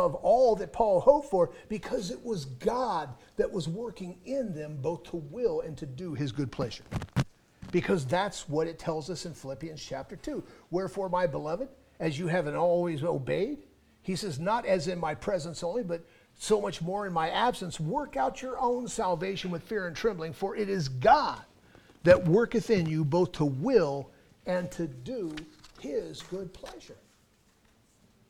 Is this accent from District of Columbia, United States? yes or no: no; Los Angeles, California, United States; moved away; my hometown of Los Angeles, which is where I was born and raised